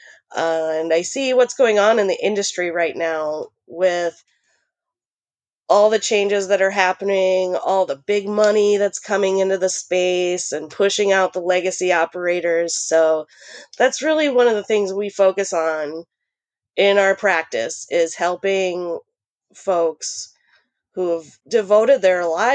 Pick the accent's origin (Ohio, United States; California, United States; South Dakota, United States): South Dakota, United States; Pierre; now in Portland, United States; I'm originally from Pierce, South Dakota, but I'm living in Portland, Oregon right now